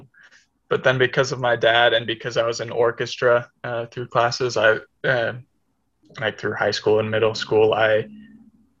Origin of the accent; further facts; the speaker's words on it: Kansas City, United States; now in Utah, United States; I'm from Kansas City